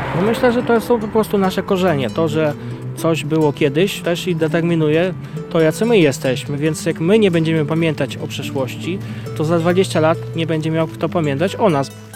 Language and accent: Polish; Zakrzówek, Lublin Voivodeship, Poland; Wszystkie moje szczeble edukacji do studiów były w Zakrzówku, szkoła podstawowa, gimnazjum i liceum